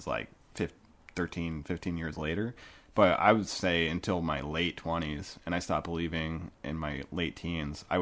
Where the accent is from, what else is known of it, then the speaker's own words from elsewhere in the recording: United States; born there; I'm only a Christian because I was born in the United States, you know, like where I was born.